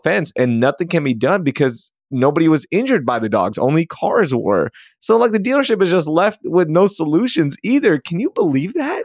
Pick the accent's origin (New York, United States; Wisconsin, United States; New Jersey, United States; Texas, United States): Texas, United States; Sugar Land; I grew up in Sugarland